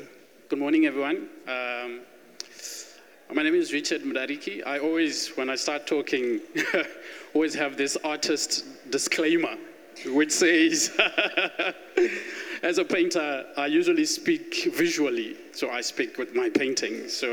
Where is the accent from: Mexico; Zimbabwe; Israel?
Zimbabwe; also born or lived in Harare; now in Cape Town, South Africa; I was born in Zimbabwe and grew up, went to school